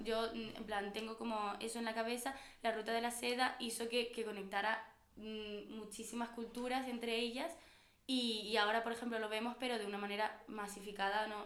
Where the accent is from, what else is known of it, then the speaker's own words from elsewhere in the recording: Canary Islands, Spain; políticamente somos europeos